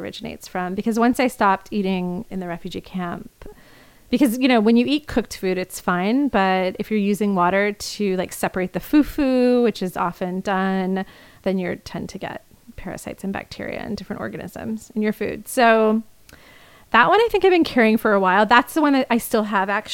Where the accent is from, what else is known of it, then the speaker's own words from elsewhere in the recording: Indiana, United States; now in New York, United States; where I grew up in Indiana